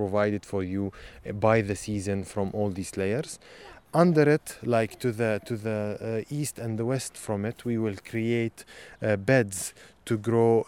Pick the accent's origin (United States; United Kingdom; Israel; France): Israel; Nazareth, Northern District; Growing up in Nazareth